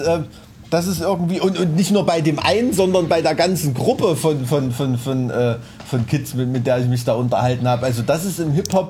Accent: Thuringia, Germany; als Thüringer Kulturbotschafter

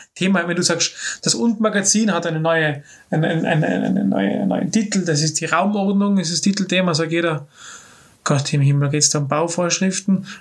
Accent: Innsbruck, Tyrol, Austria; Stadt, wo ich aufgewachsen bin

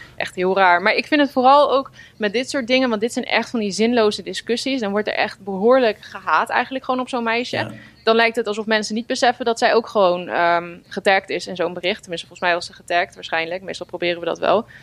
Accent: Netherlands

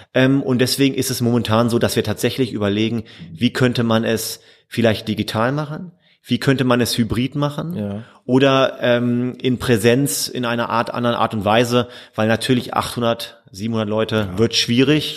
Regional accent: Hildesheim, Lower Saxony, Germany; also born or lived in Münsterland / Rhineland; now in Mülheim, Germany; Ich komme ursprünglich aus der Nähe von Hannover, aus ah. Hildesheim

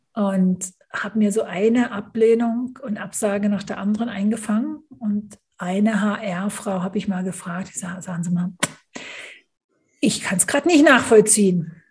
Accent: Germany; moved away as an adult; also born or lived in United Kingdom; now in Switzerland; jetzt wohne ich als Deutsche in der Schweiz

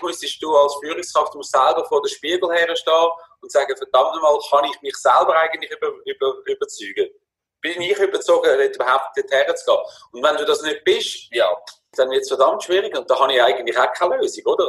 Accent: Würenlos, Aargau, Switzerland; moved away as an adult; now in Spain; ich bin aufgewachsen in Würlos, in ganz einfachen

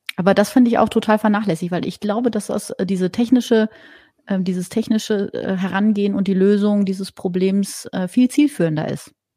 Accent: Germany; bei uns in Deutschland

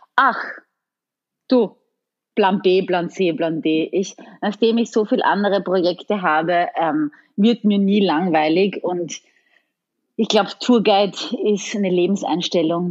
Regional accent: Styria, Austria; accent: Styrian; now in Italy; mein Steirisch muss immer wieder raus

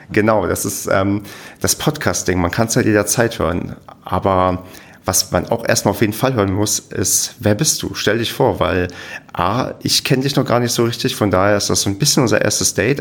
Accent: near Werder, Brandenburg, Germany; now in Paderborn, Germany; da wo ich herkomme, gibt es zumindest in der Nähe die, es gibt irgendein so komisches Weinfest

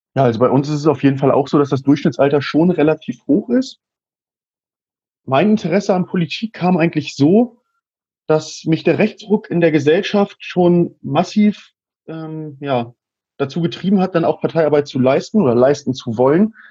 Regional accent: Burgwedel, Lower Saxony, Germany; ich bin 25 Jahre alt und ich komme aus Burgwedel. Das ist eine kleine Stadt im Norden Hannovers

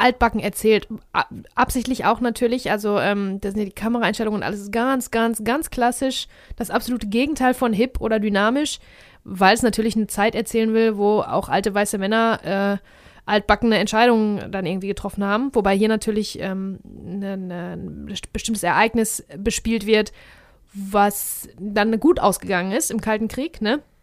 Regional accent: Germany; wir nun mal Deutsche sind.

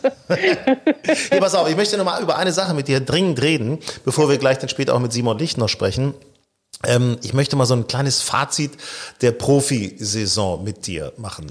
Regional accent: Lower Saxony, Germany; ich bin ja gebürtig in Niedersachsen, Burgdorfer Golfclub

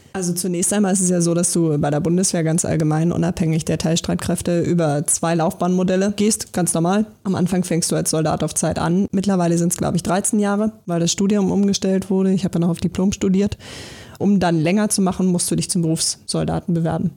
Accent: Berlin, Germany; ich äh, bin ja gebürtig aus Berlin

